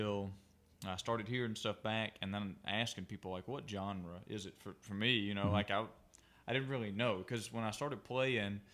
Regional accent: Waynesboro, Georgia, United States; also born or lived in Ashland, Alabama / Lineville, Alabama / Canton, Georgia; I grew up just south of Augusta in Waynesboro, Georgia

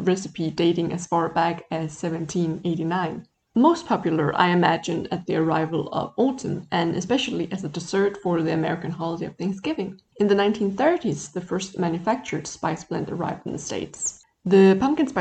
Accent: Denmark; I come from Denmark

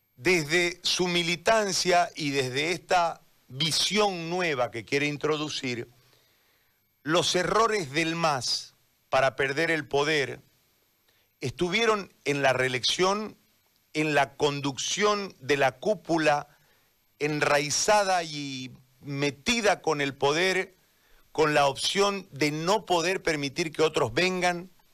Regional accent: eastern Bolivia, Bolivia; yo soy parte de, esta, de, este lado del país, fuimos estigmatizados

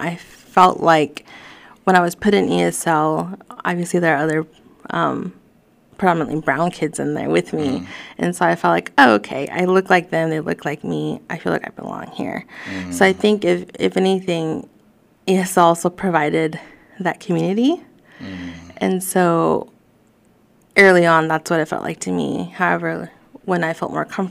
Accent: Fayetteville, Arkansas, United States; English is a second language; Growing up in Fayetteville, being predominantly white

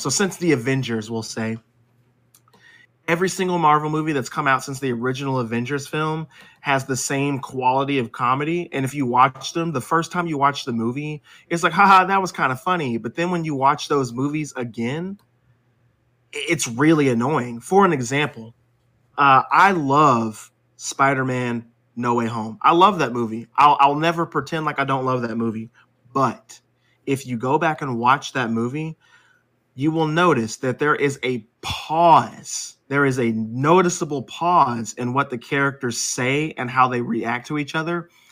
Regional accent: United States; I'm an American

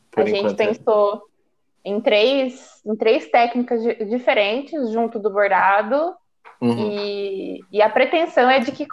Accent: São Carlos, São Paulo, Brazil; Eu sou do interior de São Paulo, em São Carlos.

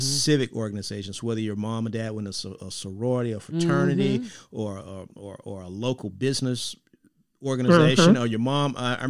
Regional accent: United States; I grew up in the Grove Park community.

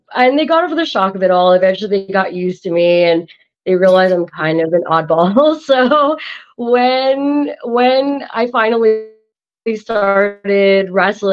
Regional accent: Canada; I'm an Indian from Canada

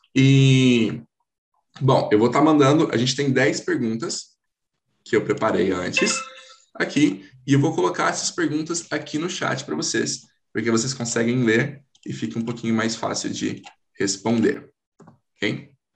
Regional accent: Hortolândia, São Paulo, Brazil; eu sou aqui do Brasil, né? São Paulo, Hortolândia

